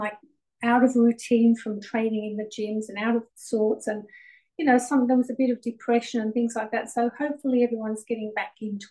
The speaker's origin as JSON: {"language": "English", "region": "England", "country": "United Kingdom", "tie": "born or raised there", "moved": "yes", "lives_now": "Melbourne, Australia", "said": "I actually was born in England"}